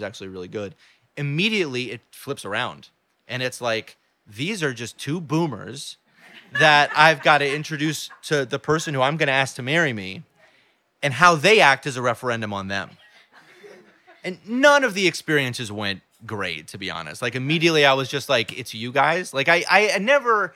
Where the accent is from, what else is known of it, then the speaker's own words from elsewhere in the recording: United States; also born or lived in New York City; I was born in New York City, but I was brought out of the city into Carroll Gardens. By about a year and a half, my parents moved to the suburbs, and there I stayed